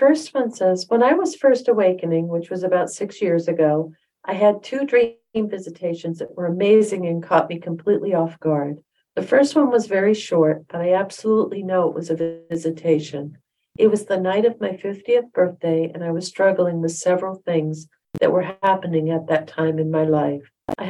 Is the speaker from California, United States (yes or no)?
no; Utah, United States; I grew up in Utah and he lived in Wisconsin.